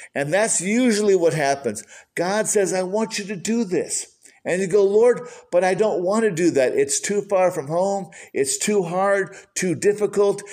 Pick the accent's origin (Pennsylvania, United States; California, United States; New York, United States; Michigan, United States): Michigan, United States; growing up in Michigan